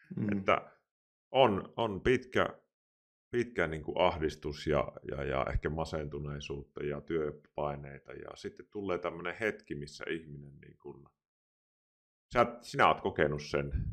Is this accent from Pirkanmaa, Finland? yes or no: no; Kuopio, North Savo, Finland; now in Pirkkala, Finland; Minä olen itse siis Savosta kotoisin Kuopiosta